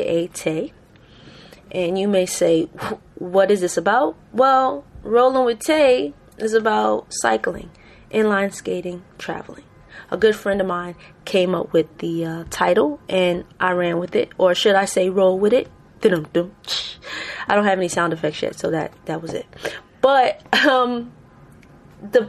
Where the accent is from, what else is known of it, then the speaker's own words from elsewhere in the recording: New York City, New York, United States; born and raised in the Bronx, the best borough ever